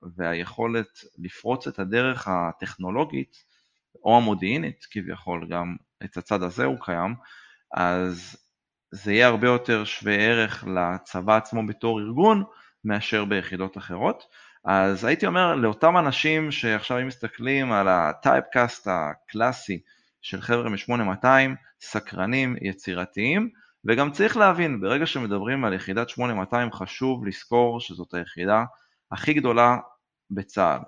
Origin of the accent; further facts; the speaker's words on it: Modi'in, Central District, Israel; גדלתי במודיעין